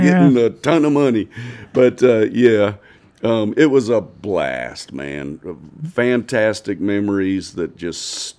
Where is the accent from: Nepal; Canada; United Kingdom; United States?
United States; Houston, Texas; also born or lived in Conroe, Texas; I was born in Houston and lived in Houston till I was born in 1960. So I lived in Houston 10 years. When I was 10 years old, we moved to Conroe.